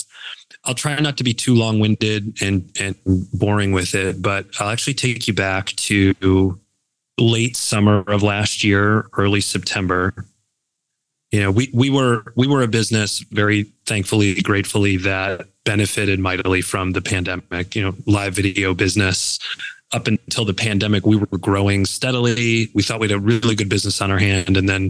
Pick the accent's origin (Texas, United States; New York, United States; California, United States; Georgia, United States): New York, United States; Buffalo; now in Cleveland, United States; born and raised in Buffalo